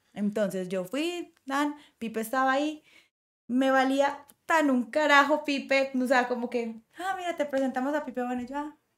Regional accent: Colombia; generar empleos para mí en este momento en mi país

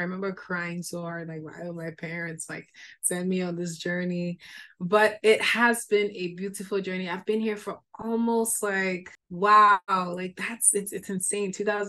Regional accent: Nigeria; moved away as an adult; also born or lived in Sudbury, Ontario, Canada; now in Canada; I'm from Nigeria. But yes, I am Nigerian. And I moved here in 2009 as a student. I came here for my university schooling. I did a pre-university first, and then I went to university in Sudbury, Ontario.

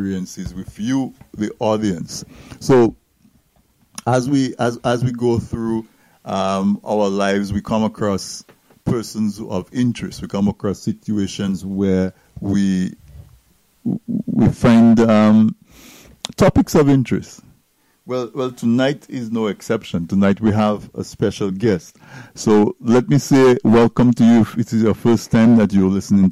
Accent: Dominica; We grew up in Dominica listening to Steinberg Henry and DBS Radio

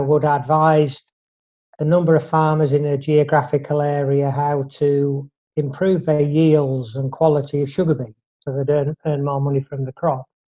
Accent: Drax, Yorkshire and the Humber, United Kingdom; I was brought up in North Yorkshire in a very small village called Drax

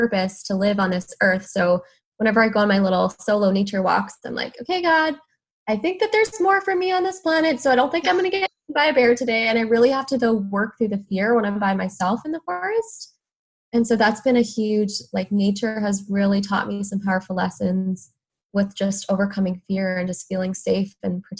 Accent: Alberta, Canada; moved away as an adult; also born or lived in Vancouver area, British Columbia; now in Vancouver, Canada; I'm from Alberta

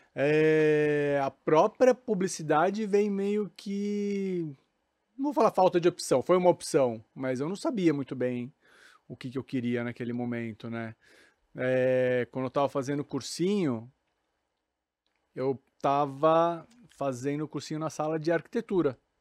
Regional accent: Suzano, São Paulo, Brazil; Sou paulista, mas não paulistano, sou de Suzano

